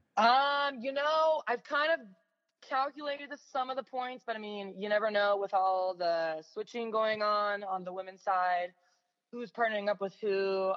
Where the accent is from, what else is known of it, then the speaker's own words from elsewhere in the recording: San Diego, California, United States; moved away as an adult; now in South Bay, Los Angeles, United States; I'm originally from San Diego. So I was living at home for two years